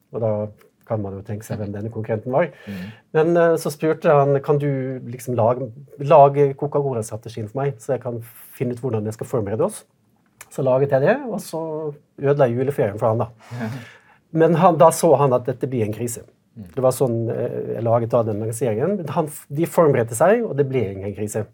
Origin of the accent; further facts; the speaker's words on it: Western Norway, Norway; jeg kommer også fra Vestlandet